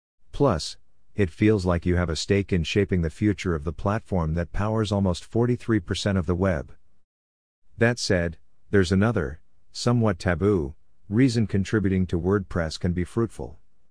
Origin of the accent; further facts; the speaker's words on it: South Africa; As a South African who can speak both English and Afrikaans, I could offer my translation services to the Polyglots team.